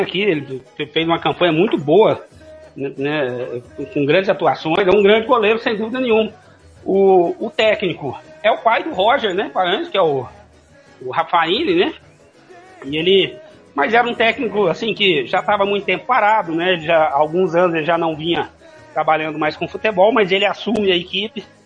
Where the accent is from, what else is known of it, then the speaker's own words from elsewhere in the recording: Franca, São Paulo, Brazil; also born or lived in Cuiabá, Mato Grosso / Juína / Aripuanã / Coronel Sapucaia; now in Dourados, Brazil; eu sou paulista de Franca, né, de ali na na região nordeste